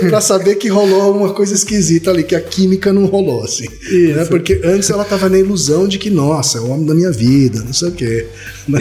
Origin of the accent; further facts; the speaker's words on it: northern Paraná, Brazil; Sarandi é pertinho da minha terra, Thaí